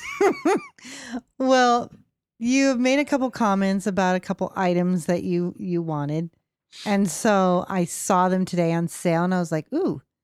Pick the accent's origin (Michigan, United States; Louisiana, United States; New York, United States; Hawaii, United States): Michigan, United States; I'm from Michigan